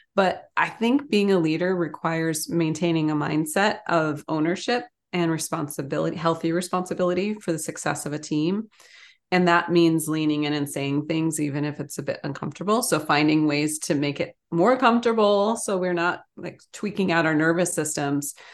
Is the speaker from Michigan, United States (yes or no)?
yes; Ann Arbor, Michigan, United States; I grew up in Ann Arbor, Michigan.